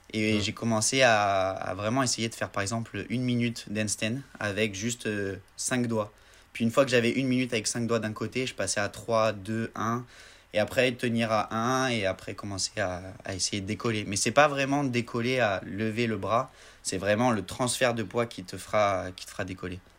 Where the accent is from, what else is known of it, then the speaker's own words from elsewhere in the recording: Marseille, Provence-Alpes-Côte d'Azur, France; Je viens de Marseille